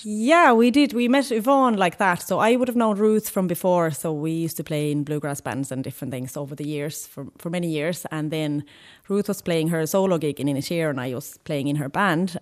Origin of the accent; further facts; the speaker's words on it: Finland; now in Galway, Ireland; I'm from Finland